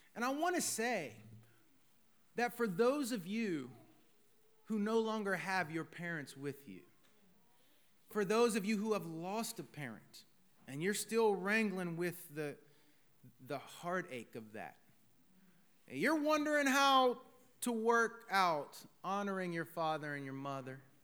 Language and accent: English; United States; as American citizens